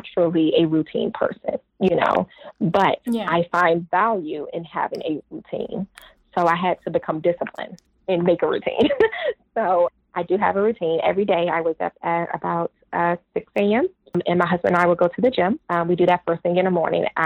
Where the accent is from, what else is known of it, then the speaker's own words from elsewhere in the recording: Washington, District of Columbia, United States; moved away as an adult; also born or lived in Atlanta, Georgia; I danced at the Kennedy Center because I'm from Washington, D.C.